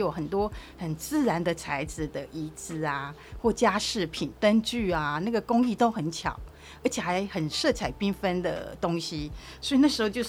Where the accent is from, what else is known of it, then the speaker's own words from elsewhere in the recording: Taiwan; 我不是泰国人，我是台湾人